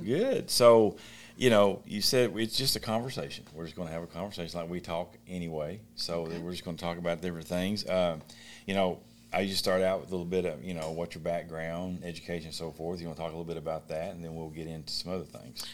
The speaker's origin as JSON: {"language": "English", "town": "Beattyville", "region": "Kentucky", "country": "United States", "moved": "yes", "said": "I'm from Beattyville, Kentucky."}